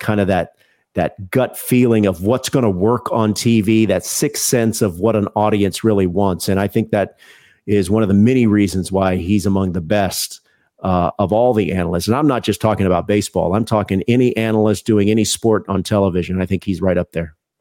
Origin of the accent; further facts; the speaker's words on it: Houston, Texas, United States; I grew up in Houston